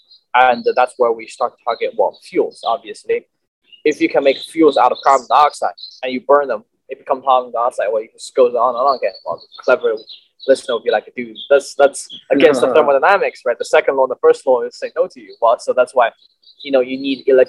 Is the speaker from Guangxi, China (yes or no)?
no; Chengdu, Sichuan, China; moved away as an adult; now in Los Angeles, United States; I came from China, obviously, in a southwestern part of China called Sichuan Province. My hometown is Chengdu.